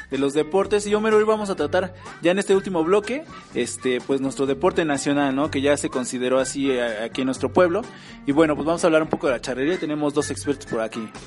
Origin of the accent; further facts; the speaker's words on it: Mexico; los sombreros que nos identifican como mexicanos